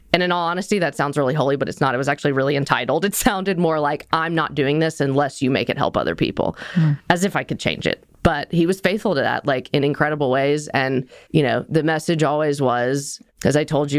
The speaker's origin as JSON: {"language": "English", "town": "Nashville", "region": "Tennessee", "country": "United States", "tie": "born or raised there", "said": "I grew up here in Nashville"}